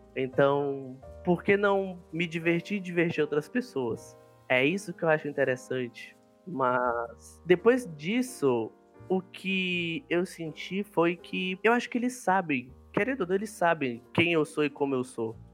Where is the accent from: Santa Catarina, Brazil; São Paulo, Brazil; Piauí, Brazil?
Piauí, Brazil; sou piauiense